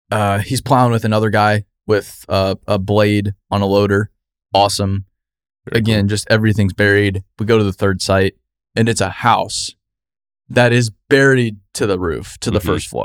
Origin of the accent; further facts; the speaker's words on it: Arizona, United States; I'm from Arizona.